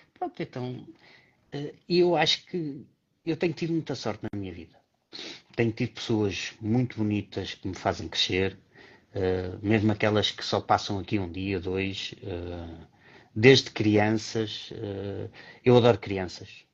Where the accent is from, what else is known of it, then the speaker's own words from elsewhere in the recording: Porto, Porto District, Portugal; eu cresci no Porto